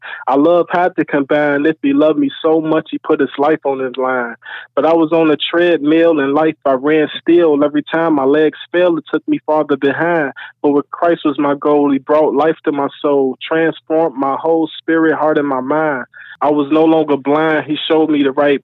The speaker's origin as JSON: {"language": "English", "town": "Chicago", "region": "Illinois", "country": "United States", "tie": "born or raised there", "moved": "as an adult", "said": "I'm away from my hometown, Chicago"}